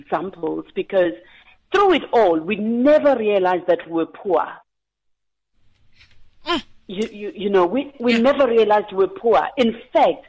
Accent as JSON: {"language": "English", "area": "near Pinetown", "region": "KwaZulu-Natal", "country": "South Africa", "tie": "born or raised there", "said": "I'm a girl from Sonut, Skomplazi, just outside Pinetown in KwaZulu-Natal."}